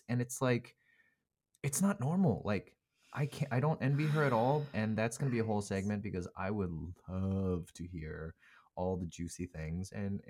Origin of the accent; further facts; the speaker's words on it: South Korea; born there; I was actually born in Korea. Korean is my second language.